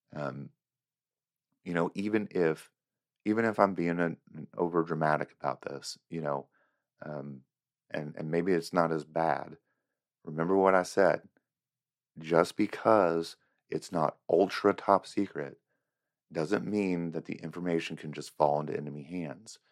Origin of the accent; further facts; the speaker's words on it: United States; as an American